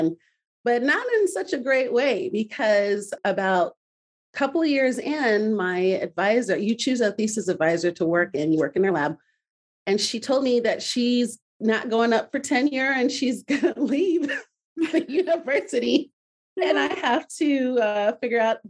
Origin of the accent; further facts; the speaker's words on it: Midwest, United States; I grew up in the Midwest with my Nigerian family. I'm Nigerian American